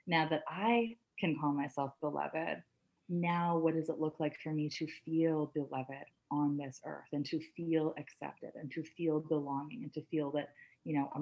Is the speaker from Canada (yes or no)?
yes; Canada; I'm Canadian